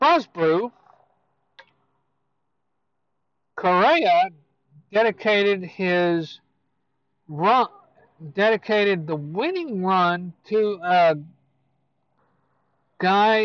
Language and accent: English; Houston, Texas, United States; my hometown, Houston Astros